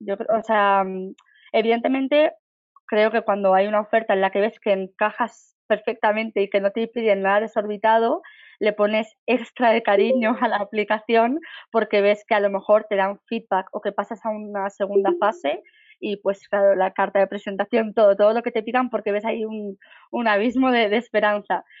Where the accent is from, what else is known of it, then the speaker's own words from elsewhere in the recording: Barcelona, Catalonia, Spain; moved away as an adult; now in Madrid, Spain; soy de Barcelona, llevo viviendo en Madrid seis años